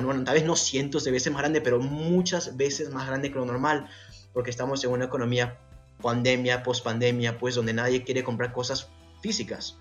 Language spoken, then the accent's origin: Spanish; Peru; soy peruano